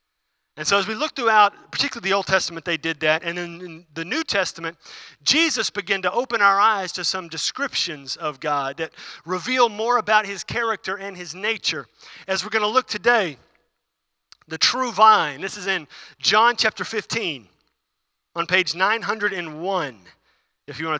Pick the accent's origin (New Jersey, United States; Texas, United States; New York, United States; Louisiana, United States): Texas, United States; Houston; I grew up in Houston, though, too